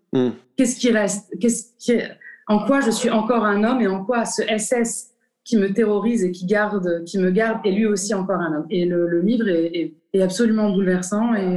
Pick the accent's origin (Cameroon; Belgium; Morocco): Morocco; moved away as an adult; also born or lived in France; en tant que Marocain